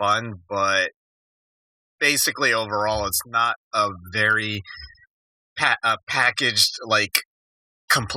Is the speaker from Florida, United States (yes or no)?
no; Tucson, Arizona, United States; a kid growing up in Tucson in the 80s